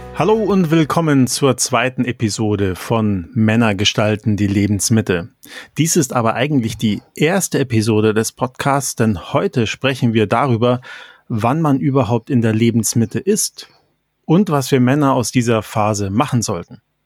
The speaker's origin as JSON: {"language": "German", "country": "Germany", "tie": "born or raised there", "said": "Mann, geboren 1970 in Deutschland"}